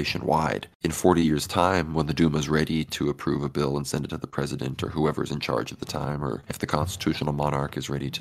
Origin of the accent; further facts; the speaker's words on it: Texas, United States; here in my home state of Texas